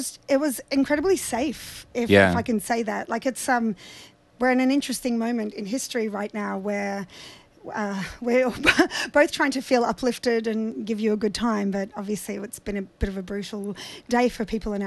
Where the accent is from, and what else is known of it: Sydney, New South Wales, Australia; born or raised there; also born or lived in Odessa, Ukraine